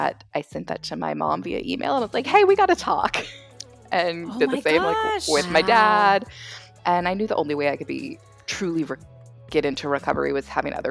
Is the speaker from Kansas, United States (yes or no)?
yes; Kansas, United States; moved away as an adult; also born or lived in Fort Worth, Texas; now in Dallas, United States; So I grew up in Kansas.